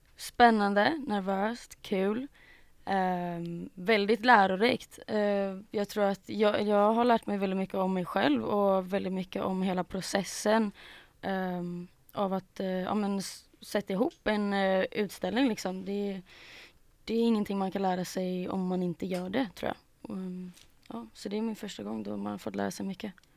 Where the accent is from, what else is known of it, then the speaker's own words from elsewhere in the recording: Gothenburg, Västra Götaland, Sweden; also born or lived in Mölndal; jag är från Göteborg, born and raised.